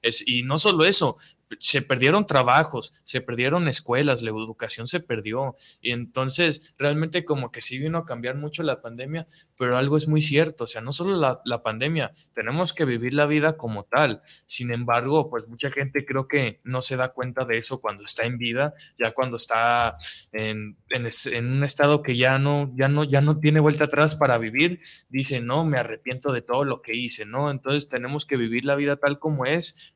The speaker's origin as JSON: {"language": "Spanish", "country": "Mexico", "said": "nos representa a todos como mexicanos"}